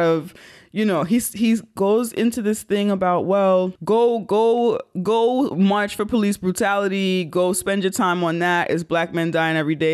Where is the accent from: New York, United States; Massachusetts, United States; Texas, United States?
New York, United States; I'm a New Yorker.